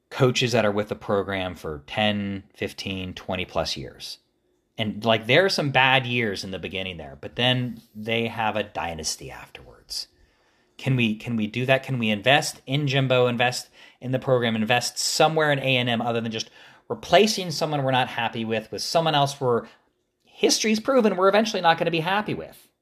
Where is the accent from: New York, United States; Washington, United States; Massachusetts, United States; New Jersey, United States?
New Jersey, United States; moved away as an adult; also born or lived in Texas; I grew up in New Jersey